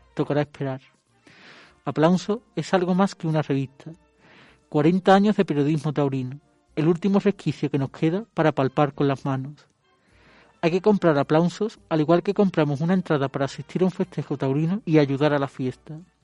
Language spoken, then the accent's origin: Spanish; Écija, Andalusia, Spain; yo nací en Écija, tierra de toros